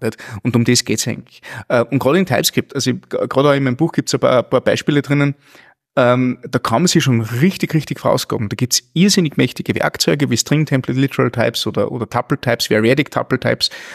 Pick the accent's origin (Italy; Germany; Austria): Austria; near Linz, Upper Austria; ich komme aus der Nähe, Nähe von Linz